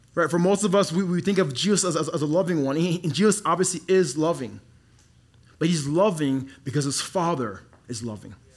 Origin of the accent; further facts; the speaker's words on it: Dallas, Texas, United States; also born or lived in Congo; now in Colorado, United States; I grew up in Dallas